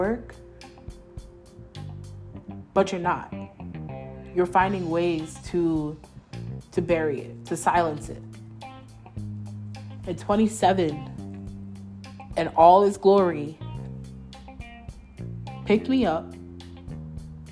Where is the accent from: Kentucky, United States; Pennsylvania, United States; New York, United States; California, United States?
New York, United States; moved away as an adult; I was born in New York. I was raised in New York.